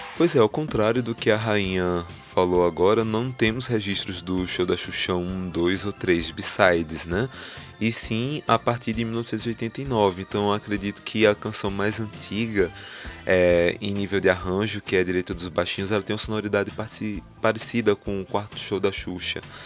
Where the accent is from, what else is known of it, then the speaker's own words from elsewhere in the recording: Garanhuns, Pernambuco, Brazil; na cidade de Garanhuns, que é onde eu nasci e fui criado